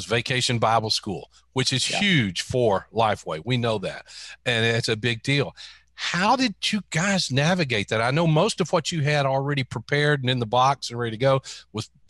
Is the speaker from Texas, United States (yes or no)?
yes; Texas, United States; moved away as an adult; also born or lived in Florida; I was born and reared in Texas, but I spent the last 25 years in Florida